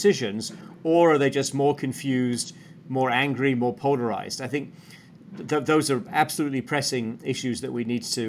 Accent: Sheffield, Yorkshire and the Humber, United Kingdom; moved away as an adult; I'm from Sheffield in the north of England, Rob, and I left as a young man

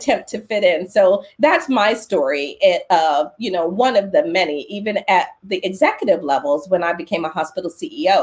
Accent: Philadelphia, Pennsylvania, United States; I was born in Philadelphia

